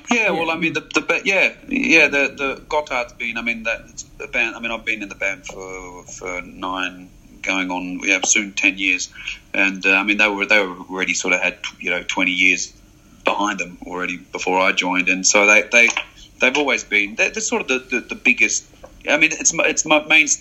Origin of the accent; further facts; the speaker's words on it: French-speaking Switzerland, Romandy, Switzerland; moved away as an adult; I grew up in the French-speaking side, so I'm fluent in French.